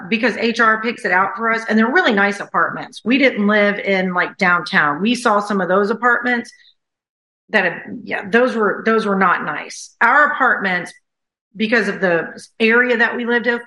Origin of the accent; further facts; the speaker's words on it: the South, United States; moved away as an adult; also born or lived in China / Thailand; I'm from the South